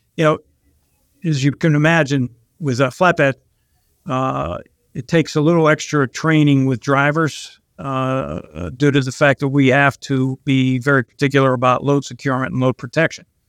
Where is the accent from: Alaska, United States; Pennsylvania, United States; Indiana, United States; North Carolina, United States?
Pennsylvania, United States; Pittsburgh; also born or lived in Long Island, New York; I'm actually originally from Pittsburgh